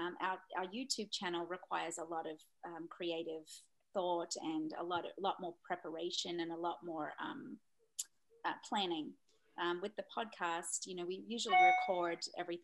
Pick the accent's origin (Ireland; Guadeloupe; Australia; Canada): Australia; I'm from Australia